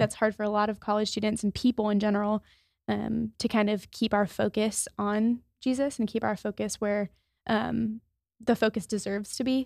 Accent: Maryland, United States; moved away as an adult; I'm from Maryland, so I was six hours away from home

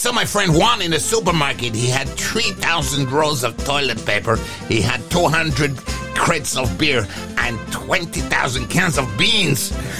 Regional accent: United Kingdom; No, we're British.

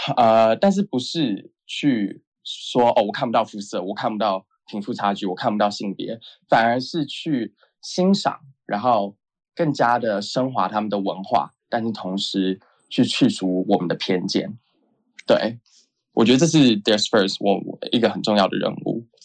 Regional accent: Taipei, Taiwan; moved away as an adult; now in New York, United States; 我在台北长大，但是在一个美国教育体制上，体制下长大，因为我就是从小就是独爽一般，然后在美国学校读

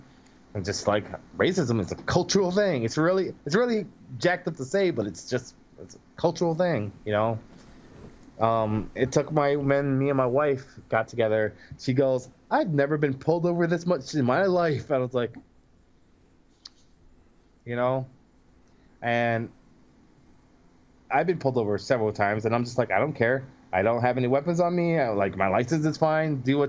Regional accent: New York City, New York, United States; I grew up in Brooklyn. There was not very many black white people in my area in Brooklyn.

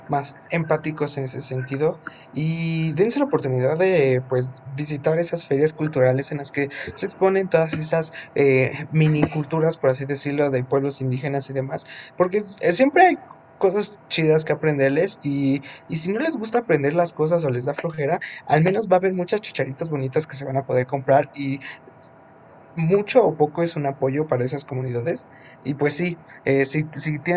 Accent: Texcoco, State of Mexico, Mexico; mi pueblito Texuco

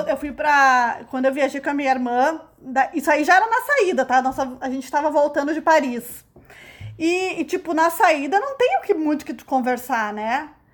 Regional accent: Brazil; a gente é brasileira

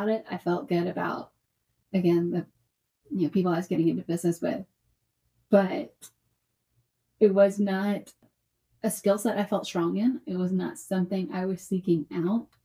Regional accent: Columbia, Tennessee, United States; I grew up here in the town that I practice in here in Columbia, Tennessee. I was born and raised here.

